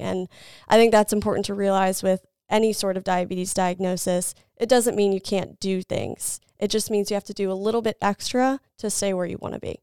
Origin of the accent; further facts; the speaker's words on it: Salisbury, Maryland, United States; also born or lived in Lynchburg, Virginia; I grew up in the Salisbury area